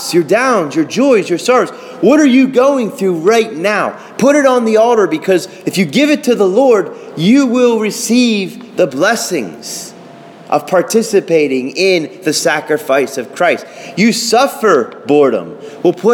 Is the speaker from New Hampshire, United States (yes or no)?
no; Pittsburgh, Pennsylvania, United States; I'm from Pittsburgh